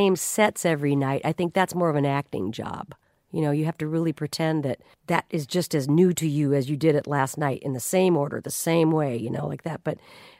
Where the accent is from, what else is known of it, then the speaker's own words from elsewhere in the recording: Omaha, Nebraska, United States; moved away; also born or lived in Kansas City; I'm really more from Omaha, Nebraska, but I lived in Kansas City